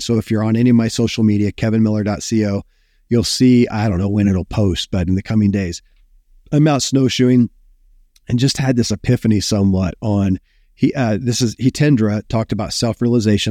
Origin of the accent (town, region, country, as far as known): Kentucky, United States; born or raised there